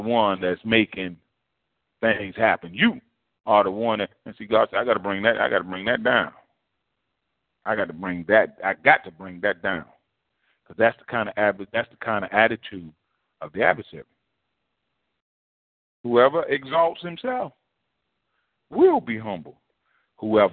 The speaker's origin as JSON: {"language": "English", "country": "United States", "said": "as African-Americans, you know, we kind of have that a similar history and a common lineage"}